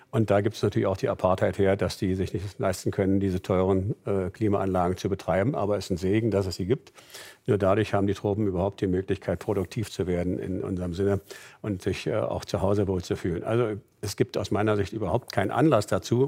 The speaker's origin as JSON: {"language": "German", "region": "Berlin", "country": "Germany", "tie": "born or raised there", "said": "Meine Heimatstadt ist Berlin"}